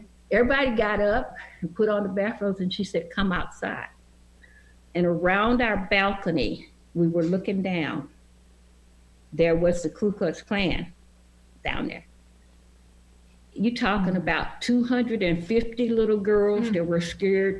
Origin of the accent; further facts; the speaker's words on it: Franklin, Tennessee, United States; I was born in Franklin, which is about 14 miles south of Nashville.